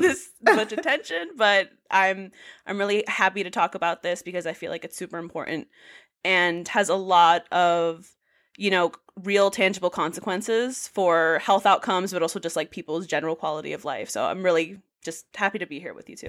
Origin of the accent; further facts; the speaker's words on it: New York City, New York, United States; moved away as an adult; now in Providence, United States; I'm originally from the Bronx. Um, I just moved to Providence about a year ago for grad school